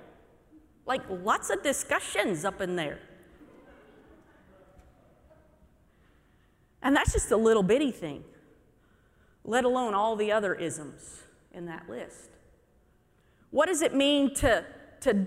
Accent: Midwest, United States; I'm from the Midwest.

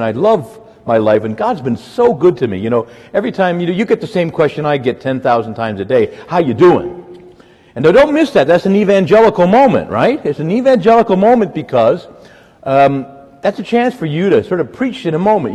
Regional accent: Woodbridge, Virginia, United States; I grew up in Woodbridge, Dale City

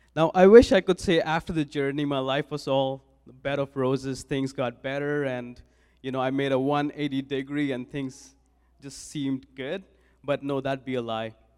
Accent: New Delhi, Delhi, India; moved away as an adult; now in Saskatoon, Canada; I was born and raised in New Delhi, India

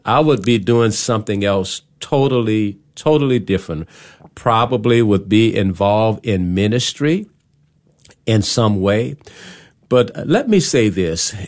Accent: New Orleans, Louisiana, United States; moved away as an adult; now in Texas, United States; I am from the Big Easy, New Orleans, Louisiana, and I came here back in two thousand five, two thousand six

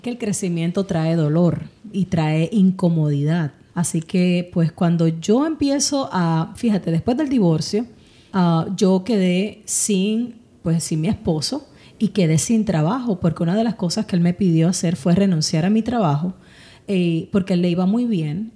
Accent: Ponce, Puerto Rico; moved away as an adult; now in United States; nací en Ponce, Puerto Rico. Em, y llevo aquí en Estados Unidos ya 23 años residiendo.

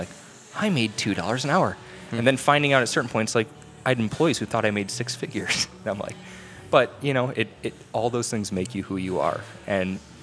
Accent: McHenry, Illinois, United States; moved away as an adult; also born or lived in Mokena, Illinois; I'm from McHenry, Illinois, northwest suburbs

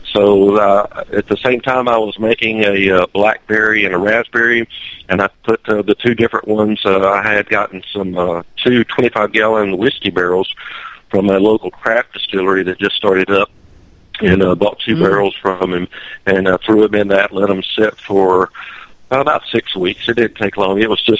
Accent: Dahlonega, Georgia, United States; born or raised there

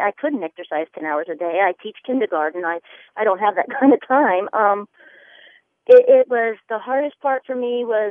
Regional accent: the South, United States; also born or lived in the North; I grew up in the South most of my life. I lived in the North for a little while, but I grew up my teenage years in the South

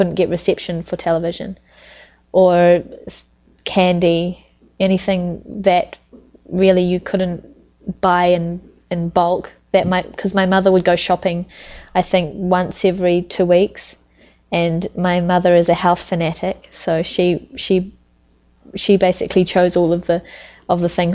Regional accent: Bay of Islands, Northland, New Zealand; moved away; I'm from the Bay of Islands. That's actually a region, in the North Island. Actually, it's Northland, North Island

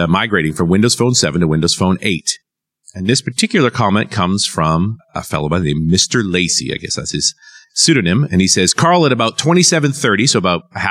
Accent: Vancouver, British Columbia, Canada; I'm from Vancouver

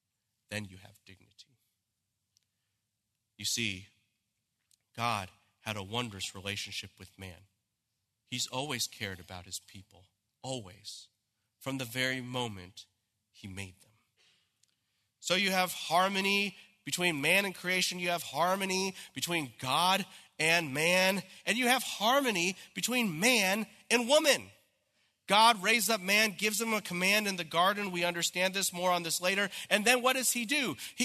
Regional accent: Santa Clarita, California, United States; I said, I'm from California. They said, where in California? I said, in Los Angeles? He goes, where in Los Angeles? I said, you've never heard of this place. It's Santa Clarita.

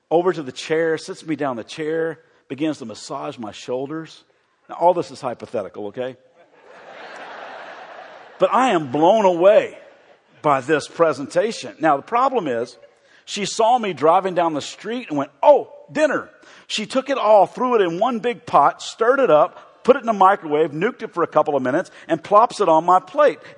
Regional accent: the South, United States; I know this is weird, and this will tell you that I grew up in the South.

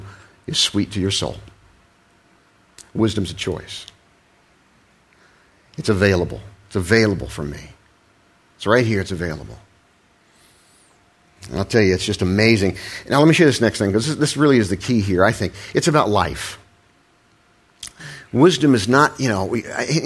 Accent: Ohio, United States; I was raised in Ohio in the Midwest

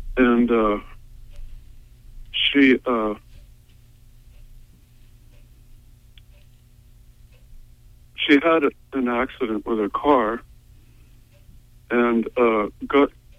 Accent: Montville, Maine, United States

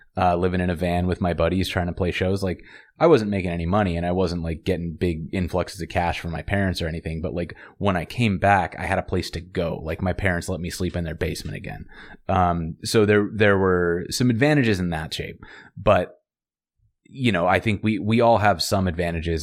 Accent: Montana, United States; I grew up in Montana

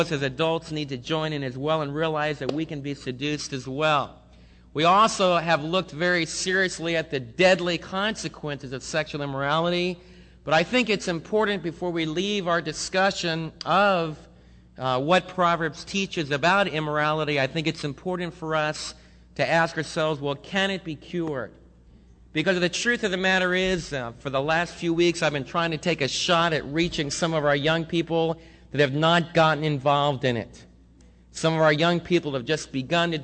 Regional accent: United States; we as American believers

